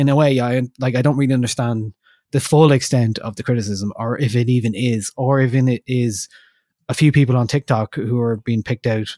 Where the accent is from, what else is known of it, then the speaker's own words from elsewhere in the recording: Ireland; we're from Ireland, we speak English